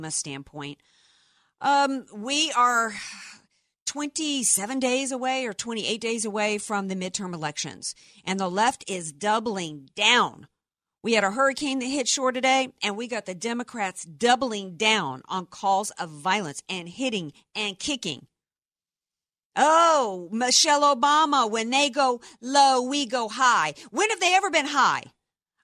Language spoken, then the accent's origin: English; the South, Florida Panhandle, United States; moved away; also born or lived in New Orleans, Louisiana; I grew up in the South, spent a lot of my childhood in the Panhandle. Florida